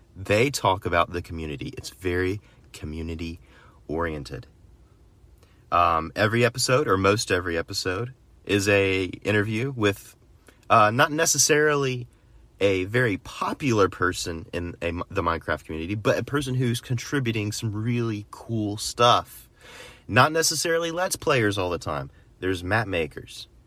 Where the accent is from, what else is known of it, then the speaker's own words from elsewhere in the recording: United States; as an American